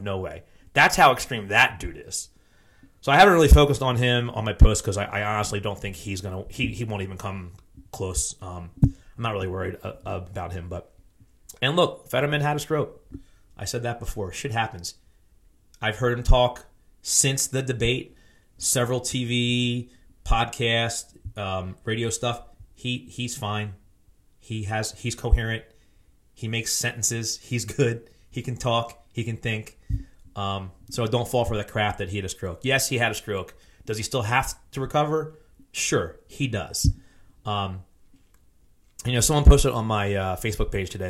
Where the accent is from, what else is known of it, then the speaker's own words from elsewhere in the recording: Philadelphia suburbs, Pennsylvania, United States; I'm from the Philly burbs.